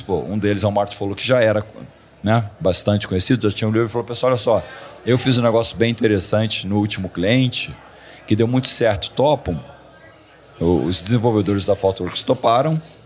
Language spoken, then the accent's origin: Portuguese; Rio de Janeiro, Brazil; moved away as an adult; also born or lived in Silicon Valley / Miami; era no Rio, que é a minha cidade natal